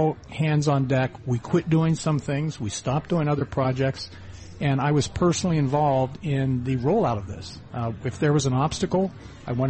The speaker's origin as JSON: {"language": "English", "region": "Ohio", "country": "United States", "tie": "born or raised there", "also_born_or_lived": "western Pennsylvania", "moved": "as an adult"}